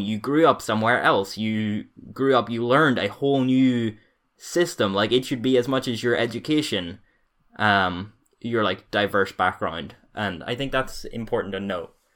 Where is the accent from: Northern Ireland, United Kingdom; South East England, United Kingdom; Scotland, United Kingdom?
Northern Ireland, United Kingdom; growing up in Northern Ireland